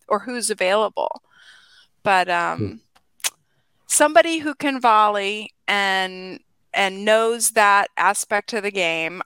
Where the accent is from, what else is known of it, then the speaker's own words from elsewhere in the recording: Atlanta, Georgia, United States; I'm from Atlanta, Georgia